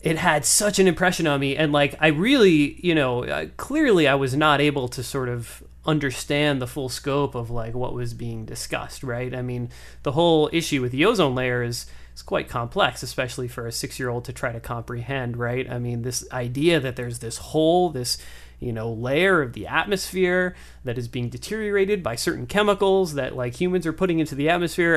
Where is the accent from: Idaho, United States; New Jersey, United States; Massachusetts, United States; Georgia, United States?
Massachusetts, United States; Boston; I grew up in the Boston area